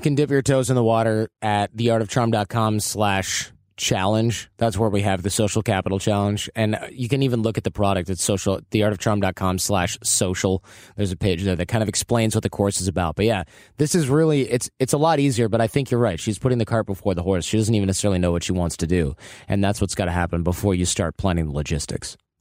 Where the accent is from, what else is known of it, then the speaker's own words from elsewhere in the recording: Michigan, United States; Growing up in Michigan